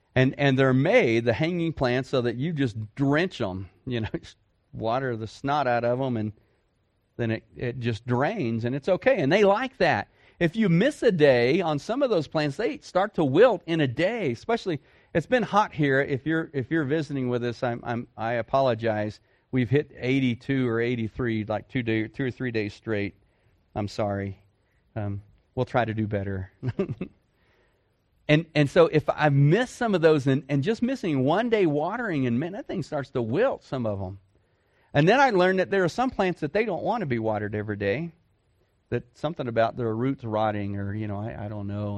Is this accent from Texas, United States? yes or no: yes; Dallas, Texas, United States; I grew up in a city. I grew up in Dallas Fort Worth